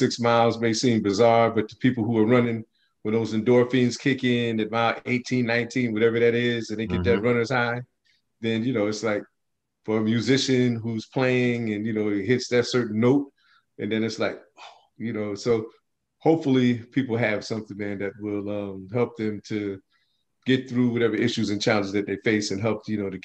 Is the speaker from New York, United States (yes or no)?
no; Plainfield, New Jersey, United States; also born or lived in Newark; now in Piscataway, United States; I grew up in Plainfield